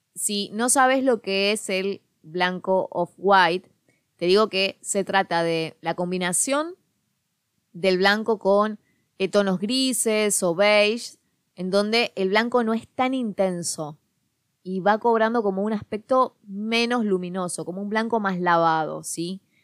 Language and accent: Spanish; Quilmes, Buenos Aires Province, Argentina; la zona de Quilmes, en Buenos Aires, que es de donde yo soy